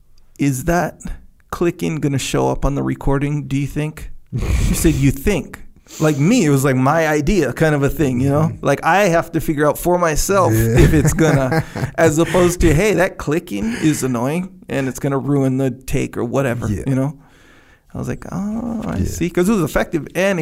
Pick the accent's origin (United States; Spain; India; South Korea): United States; Waimanalo, Hawaii; But if you're from Waimanalu and I'm from Waimanalu, if we meet, we can meet in Dubai, me and you brothers, 100%.